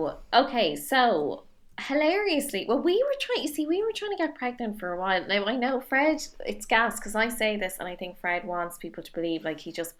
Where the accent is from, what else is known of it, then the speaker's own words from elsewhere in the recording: Dublin, Leinster, Ireland; No, hang on, where did you know I'm from Dublin?